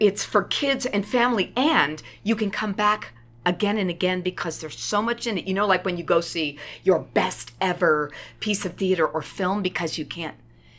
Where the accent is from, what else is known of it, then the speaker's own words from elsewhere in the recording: New York, United States; also born or lived in Boston, Massachusetts; I was born in Boston, and then grew up in New York, but I come from a theater. Family of Broadway actors.